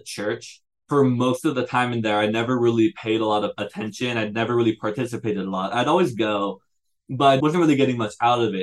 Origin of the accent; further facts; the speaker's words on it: Chandler, Arizona, United States; also born or lived in Bend, Oregon; I am from Chandler, Arizona.